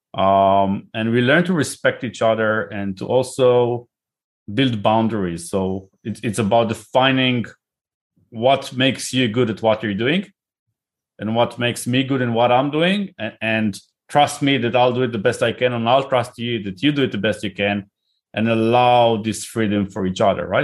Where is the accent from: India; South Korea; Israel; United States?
Israel; accent: Israeli; moved away as an adult; now in United Kingdom; I live in the U K, but I'm originally from Israel, as you can probably hear by my name and accent